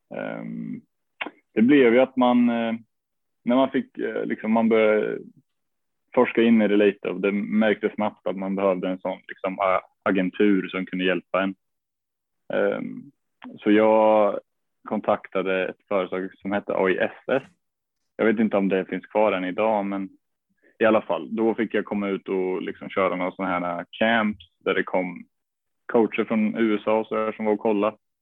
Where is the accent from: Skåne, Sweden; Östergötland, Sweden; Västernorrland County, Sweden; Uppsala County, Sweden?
Östergötland, Sweden; Norrköping; moved away as an adult; also born or lived in United States; jag började spela i en klubb som heter Smedby Ice i Norrköping